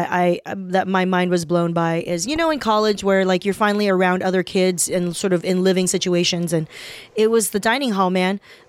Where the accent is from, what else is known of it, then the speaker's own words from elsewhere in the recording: Southern California, United States; also born or lived in Taiwan; I grew up in Southern California.